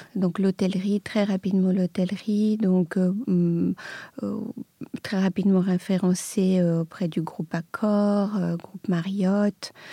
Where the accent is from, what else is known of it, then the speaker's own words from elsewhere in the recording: Belgrade, Serbia; moved away; je, suis née à Belgrade, euh, j'ai grandi en Serbie dans une famille d'artistes